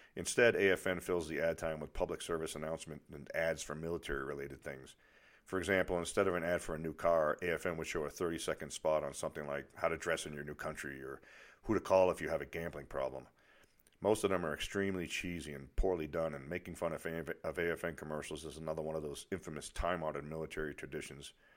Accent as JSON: {"language": "English", "area": "near Boston", "region": "Massachusetts", "country": "United States", "accent": "Boston", "moved": "as an adult", "said": "I was from near Boston"}